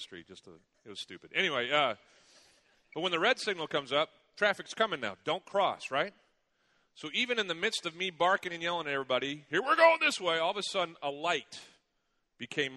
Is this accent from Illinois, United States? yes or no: yes; Chicago, Illinois, United States; moved away; I was from there, went to school there